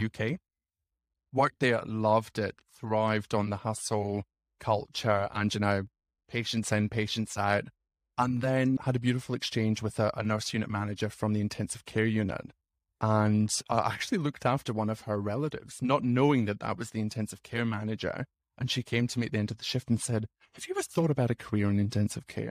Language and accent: English; Scotland, United Kingdom; moved away as an adult; also born or lived in Sydney, Australia / England / Fiji; now in Canberra, Australia; I grew up in Scotland